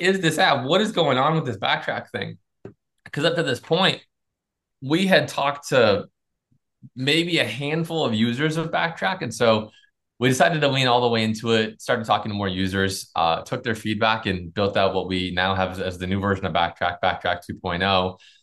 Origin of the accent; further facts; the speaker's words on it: Florida, United States; we're from Florida